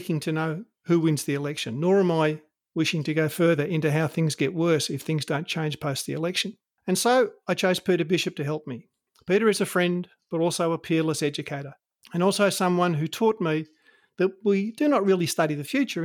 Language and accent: English; Australia; I'm an Australian